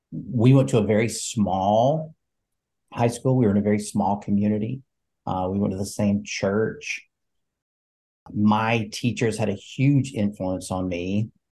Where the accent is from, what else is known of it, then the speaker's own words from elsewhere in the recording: Alabama, United States; I grew up in Northeast Alabama in the foothills of the Appalachian Mountains, the oldest of four and a first generation college student.